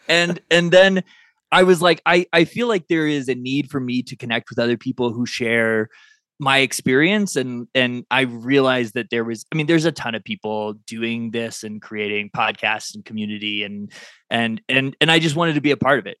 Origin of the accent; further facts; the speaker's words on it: Kansas City, United States; I grew up in Kansas City